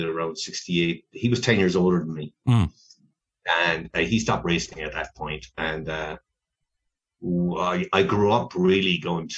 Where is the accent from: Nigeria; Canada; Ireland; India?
Ireland; Clonmel, Munster; moved away as an adult; also born or lived in California, United States; now in Denver, United States; I grew up in Bridge Street